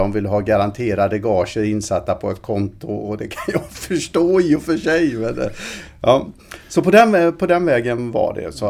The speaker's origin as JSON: {"language": "Swedish", "town": "Alingsås", "region": "Västra Götaland", "country": "Sweden", "tie": "born or raised there", "said": "jag frilansade på eh, Alingsåstidningen där jag växte upp och lite på radion här i Västsverige när jag var i sena tonåren."}